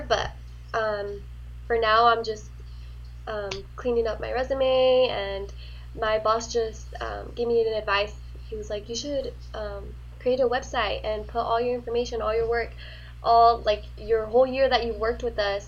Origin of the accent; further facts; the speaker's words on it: Central Valley, California, United States; moved away as an adult; now in Sacramento, United States; where I come from, it's from, well, Central Valley